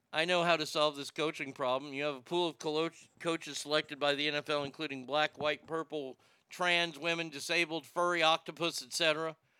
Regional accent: United States; I'm an American

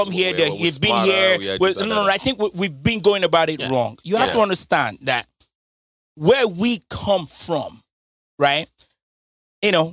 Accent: United States; I'm American

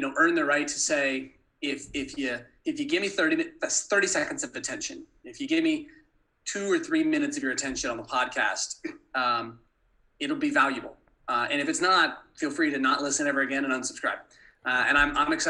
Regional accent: Manhattan Beach, California, United States; moved away; my hometown of LA in Manhattan Beach

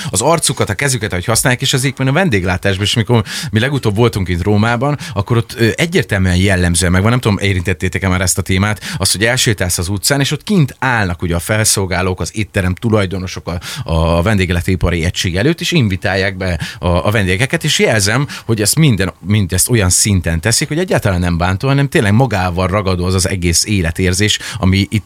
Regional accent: Italy; Hungarian is a second language; Már azért mondom, hogy olasz vagyok

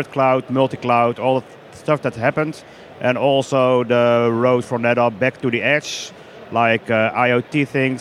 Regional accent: Netherlands; from the Netherlands, working for Axians

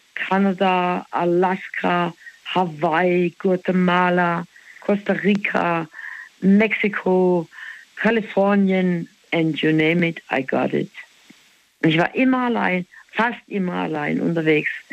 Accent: Black Forest, Baden-Württemberg, Germany; Wir sind halt im Schwarzwald aufgewachsen

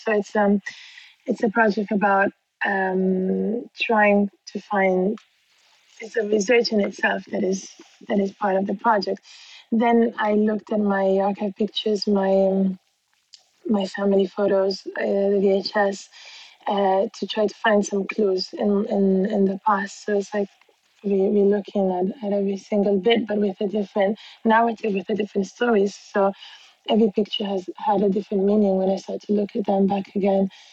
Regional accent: Bangkok, Thailand; moved away; also born or lived in Milan, Italy; I was born in Bangkok in Thailand

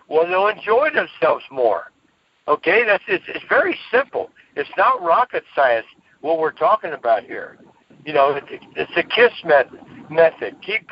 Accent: Cincinnati, Ohio, United States; my hometown, which is Cincinnati

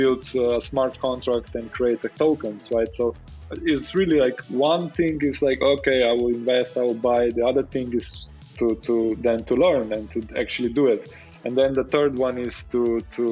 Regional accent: Slovenia

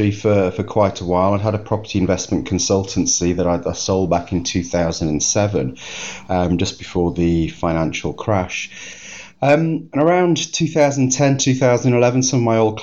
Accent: United Kingdom; being British

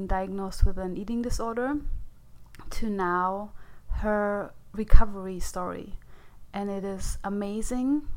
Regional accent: Germany; English is a second language; moved away as an adult; also born or lived in America; now in United States; I was born in Germany, yeah. And I lived there for 30 years. I'm only here for like 6 years.

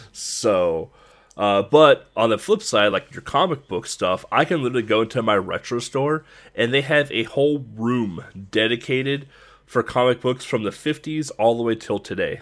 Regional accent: United States; as an American

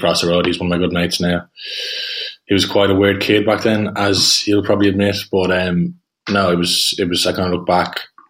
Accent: Dublin, Leinster, Ireland; I grew up in St. Helens Wood, so it's quite close to where I live now in Booterstown. It was kind of the perfect place to grow up for a few boisterous brothers, which was what we were

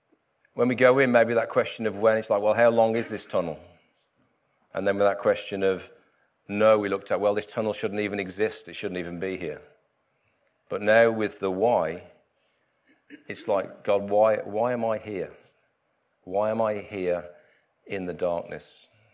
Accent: West Midlands, United Kingdom; Where I grew up in the Midlands and the Black Country, lots of canal networks

